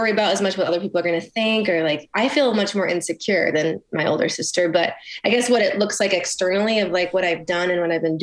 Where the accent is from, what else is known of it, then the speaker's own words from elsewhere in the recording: Clarkston, Michigan, United States; moved away as an adult; I grew up in Clarkston